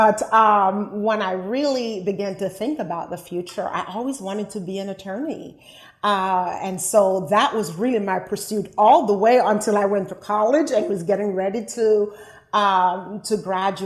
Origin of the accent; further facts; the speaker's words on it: Liberty, Jamaica; now in United States; I grew up in Jamaica, West Indies, in a rural town called Liberty